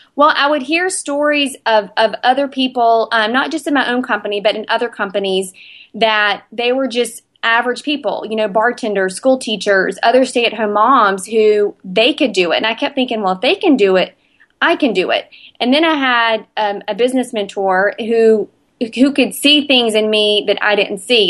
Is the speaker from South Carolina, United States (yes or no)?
yes; Spartanburg, South Carolina, United States; A B C Gym in my hometown of Spartanburg